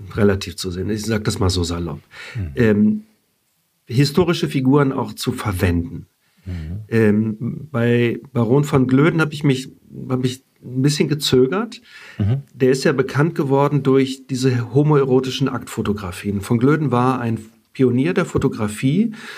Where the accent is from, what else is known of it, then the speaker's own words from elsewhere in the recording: Germany; first language German; ich bin in Deutschland geboren und aufgewachsen, habe Italienisch lernen müssen. Wir haben zu Hause nur Deutsch gesprochen.